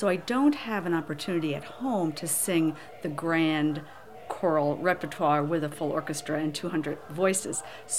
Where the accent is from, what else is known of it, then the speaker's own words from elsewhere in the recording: Holland, Michigan, United States; I come from Holland, Michigan